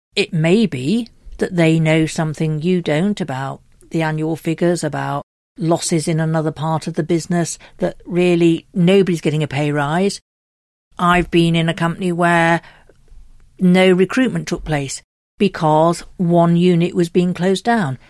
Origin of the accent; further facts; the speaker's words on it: United Kingdom; We're very British